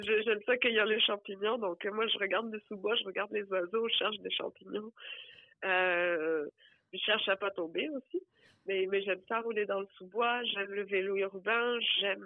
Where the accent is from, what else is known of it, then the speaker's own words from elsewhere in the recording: Hérault, Occitania, France; moved away as an adult; also born or lived in Montreal, Canada; now in Granby, Canada; je suis française et je viens d'un département, enfin du département de l'Hérault qui est collé à la mer Méditerranée